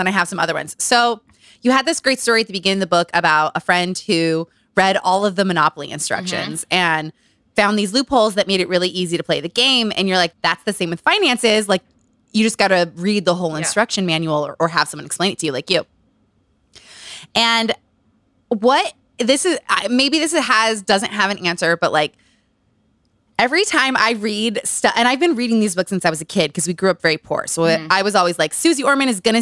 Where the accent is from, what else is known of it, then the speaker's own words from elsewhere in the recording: Utah, United States; Growing up in Utah